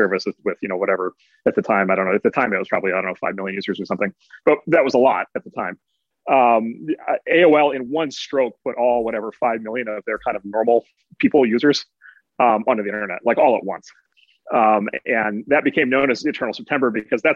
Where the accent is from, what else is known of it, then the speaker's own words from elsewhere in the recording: Midwest, United States; I'm from the Midwest